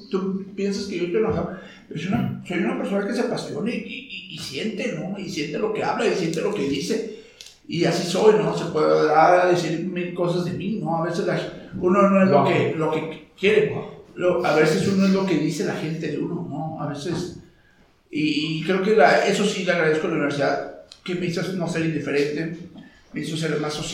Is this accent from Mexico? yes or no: yes; Mexico; Me formó como ciudadano, como mexicano